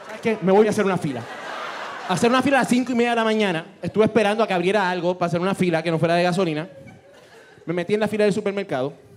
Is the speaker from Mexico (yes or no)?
no; Puerto Rico; somos de Puerto Rico